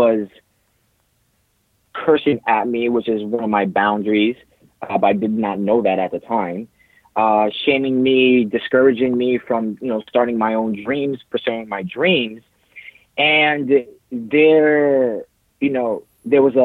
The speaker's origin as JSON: {"language": "English", "region": "New Jersey", "country": "United States", "tie": "born or raised there", "moved": "as an adult", "lives_now": "California, United States", "said": "I'm originally from New Jersey, raised over there"}